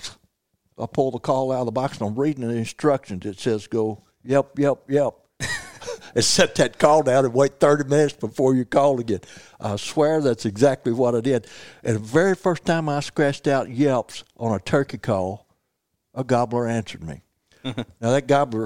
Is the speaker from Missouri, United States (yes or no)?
yes; Missouri Bootheel, United States; also born or lived in Ozarks; I was raised down in Missouri boot heels